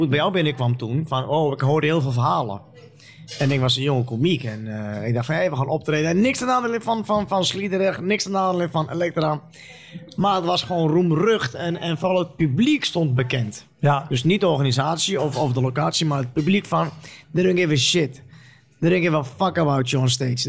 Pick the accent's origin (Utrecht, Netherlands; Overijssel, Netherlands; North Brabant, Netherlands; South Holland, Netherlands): Utrecht, Netherlands; ik kom uit Utrecht Overvecht.